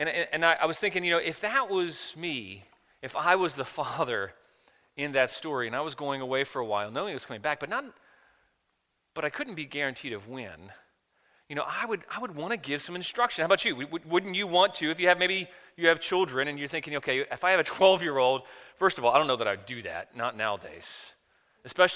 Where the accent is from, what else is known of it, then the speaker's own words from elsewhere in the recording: Washington, District of Columbia, United States; I grew up in the Washington, D.C. area